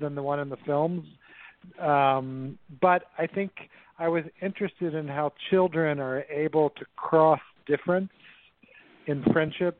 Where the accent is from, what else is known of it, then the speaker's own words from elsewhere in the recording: Memphis, Tennessee, United States; I grew up in Memphis in the 60s and 70s